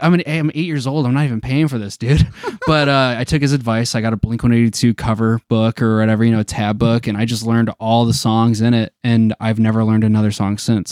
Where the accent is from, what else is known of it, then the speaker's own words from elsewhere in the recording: Detroit, Michigan, United States; we're from Detroit